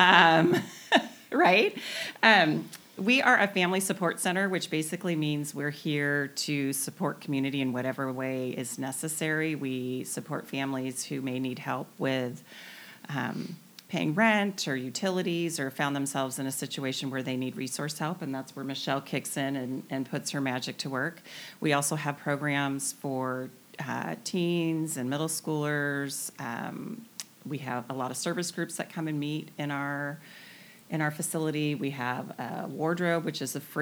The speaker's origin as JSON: {"language": "English", "area": "the Northwest", "region": "Pacific Northwest", "country": "United States", "tie": "born or raised there", "lives_now": "Camano Island, United States", "said": "born and raised in the Northwest"}